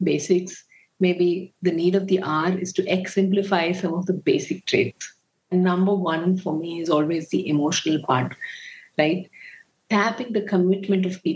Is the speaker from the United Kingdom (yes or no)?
no; Bengaluru, Karnataka, India; I was born and brought up in Bangalore